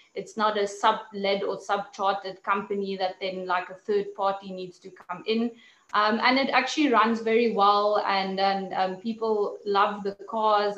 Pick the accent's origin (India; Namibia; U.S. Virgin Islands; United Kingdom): Namibia; also born or lived in South Africa; growing up in Namibia, nature was one of um, you know one of the things that was always part of my life